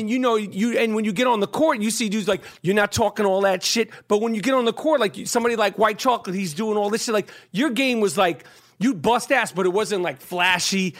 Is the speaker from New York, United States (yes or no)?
yes; New York City, New York, United States; I grew up on the Upper East Side of Manhattan